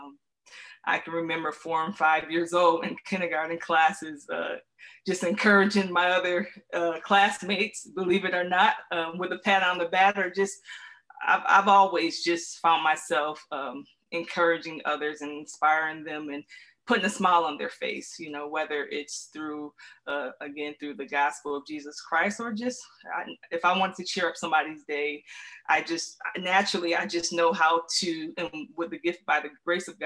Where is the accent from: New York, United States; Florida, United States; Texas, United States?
New York, United States; Syracuse; now in Atlanta, United States; I am originally from Central New York. And when you when people hear Central New York, they're thinking New York City, but I'm actually from a city, a town called Syracuse, um, but I currently reside in Atlanta, Georgia.